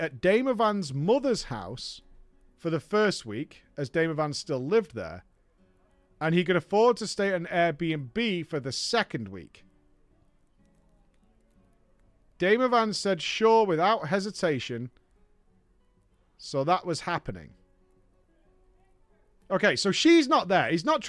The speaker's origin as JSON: {"language": "English", "town": "Toronto", "region": "Ontario", "country": "Canada", "tie": "born or raised there", "said": "wanted to spend more time in my hometown of Toronto."}